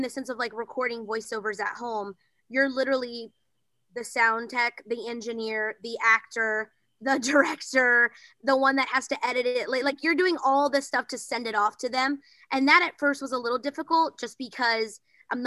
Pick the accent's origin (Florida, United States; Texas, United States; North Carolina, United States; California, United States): Texas, United States; Bryan; now in Los Angeles, United States; I'm originally from Bryan, Texas, but now I live in Los Angeles